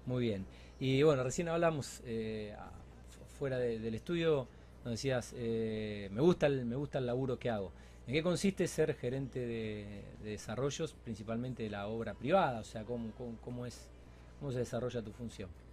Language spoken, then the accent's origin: Spanish; Alcorta, Santa Fe, Argentina; un barrio eh, eh, desarrollado por Pecán que nuestro propio pueblo natal